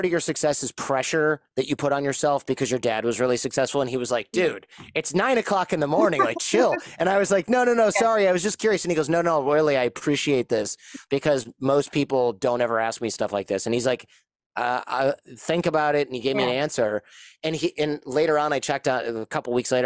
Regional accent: United States; as an American

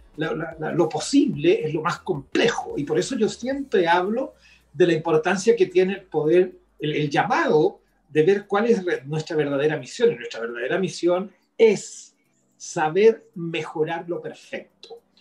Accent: Chile; nosotros somos chilenos

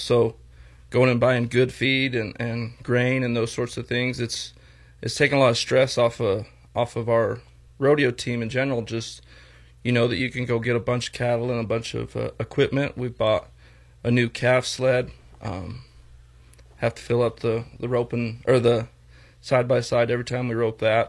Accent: Torrington, Wyoming, United States; also born or lived in Oklahoma; I was born and raised here in Torrington

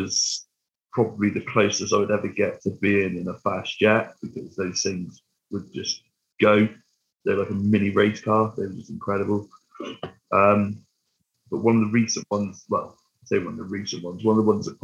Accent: Weston-super-Mare, near Bristol, South West England, United Kingdom; I'm from Western, so down Bristol Way, southwest

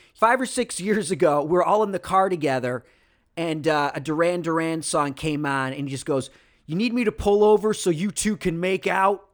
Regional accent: Rochester, New York, United States; moved away; also born or lived in California; my hometown of Rochester, New York

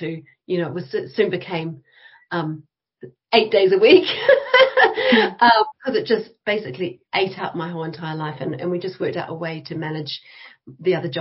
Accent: New Zealand; moved away as an adult; now in United Kingdom; I started out in New Zealand, and I went to the School of Design and Architecture at Victoria University, Wellington

